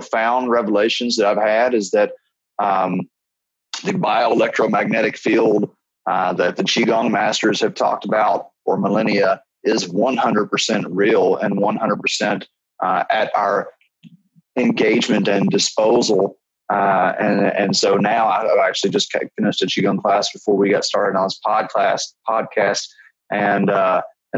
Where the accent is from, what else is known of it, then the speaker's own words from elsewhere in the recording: Kentucky, United States; Growing up in Kentucky, you know, it's just whiskey everywhere, bourbon country. And I grew up like around the corner from distillery